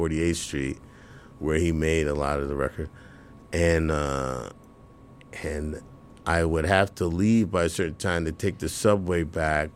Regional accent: New York City, New York, United States; growing up in New York, first of all, the New York City school system

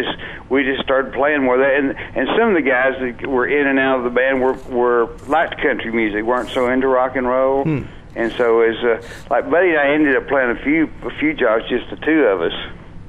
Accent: Lubbock, Texas, United States; also born or lived in Dallas, Texas / Plainview, Texas; I was born near Dallas, then we moved to West Texas when I was very young, and I lived in Plainview, Texas for a while, and then moved to Lubbock

